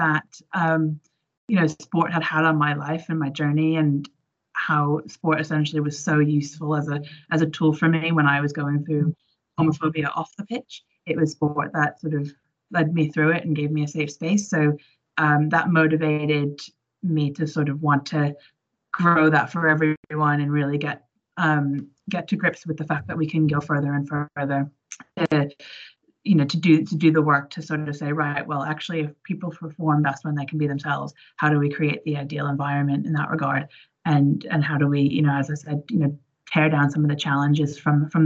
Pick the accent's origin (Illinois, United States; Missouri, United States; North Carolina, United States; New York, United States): New York, United States; moved away as an adult; now in United Kingdom; I grew up in New York, but I've been in the UK for about 15 years now